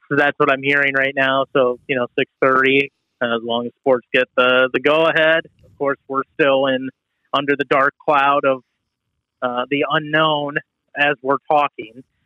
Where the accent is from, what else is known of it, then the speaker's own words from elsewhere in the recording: Toledo, Ohio, United States; moved away; I'm from Toledo